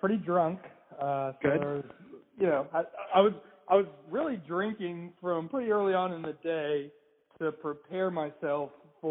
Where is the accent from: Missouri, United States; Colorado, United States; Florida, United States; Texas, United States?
Florida, United States; Tampa; now in Augusta, United States; Well, I live in Augusta now, so it wasn't so bad here. I canceled work, but it was just pretty rainy and windy. But I'm from Tampa